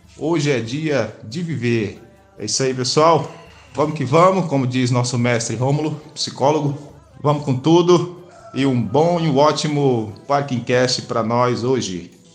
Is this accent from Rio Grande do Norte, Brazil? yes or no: yes; Rio Grande do Norte, Brazil; sou nordestino, natural do Rio Grande do Norte